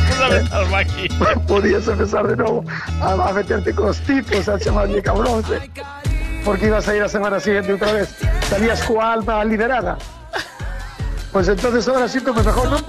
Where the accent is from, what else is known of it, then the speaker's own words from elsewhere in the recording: Barrantes, Galicia, Spain; yo soy de Barrantes, y como ahora eh, estoy de vacaciones, soy panadera